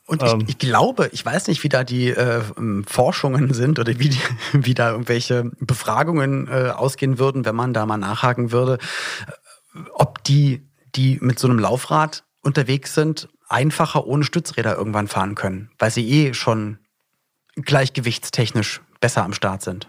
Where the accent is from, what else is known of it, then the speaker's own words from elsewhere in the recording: Berlin, Germany; moved away; also born or lived in Cologne; ich komme eigentlich auch aus Berlin und da, wo ich aufgewachsen bin in Berlin